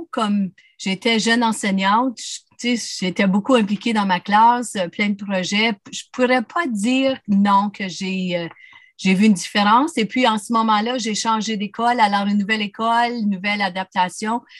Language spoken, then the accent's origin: French; Timmins, Ontario, Canada; born there; first language French; moi, je suis, euh, je suis euh, née à Timmins, dans une famille francophone. Ma langue maternelle, c'est le français, me tient beaucoup à cœur.